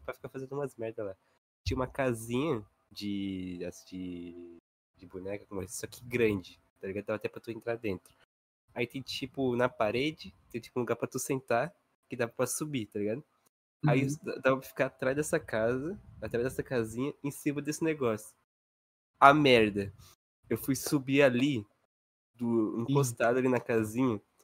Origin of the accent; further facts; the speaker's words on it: São Paulo, Brazil; moved away; eu sou paulista, quando eu, eu, quando eu estudava em São Paulo